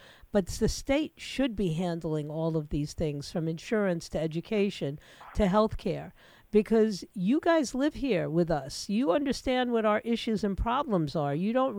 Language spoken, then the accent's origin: English; New York City, New York, United States; moved away as an adult; now in Florida, United States; I came to Florida because we didn't have a state income tax. You know, I admit it. I grew up in New York City